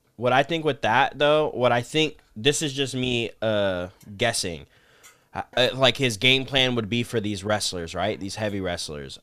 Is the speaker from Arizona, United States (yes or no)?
yes; Arizona, United States; I'm from Arizona